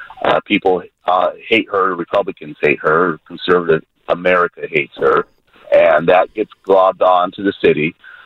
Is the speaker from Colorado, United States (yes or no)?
no; San Jose, California, United States; I born and raised in San Jose.